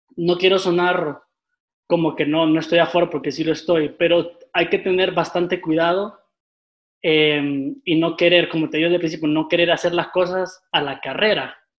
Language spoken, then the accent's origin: Spanish; Tegucigalpa, Francisco Morazán, Honduras; yo soy originario aquí de Tegucigalpa